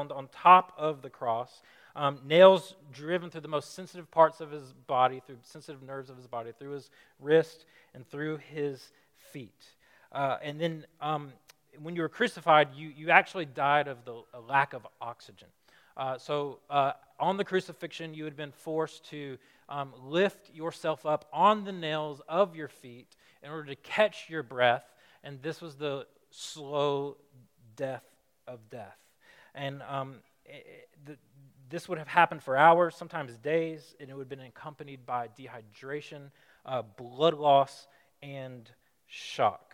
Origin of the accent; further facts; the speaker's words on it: Alabama, United States; moved away as an adult; now in Chicago, United States; I'm from Alabama